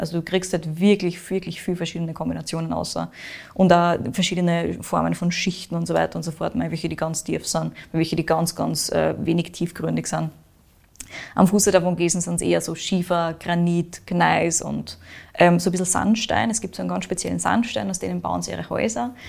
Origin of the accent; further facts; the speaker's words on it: Austria; Bei uns in Österreich